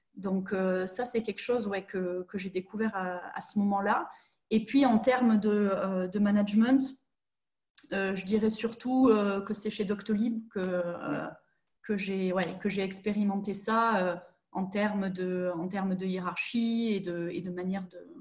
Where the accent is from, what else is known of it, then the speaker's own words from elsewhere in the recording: southern France, France; moved away as an adult; now in Germany; je suis une vraie sudiste de 29 ans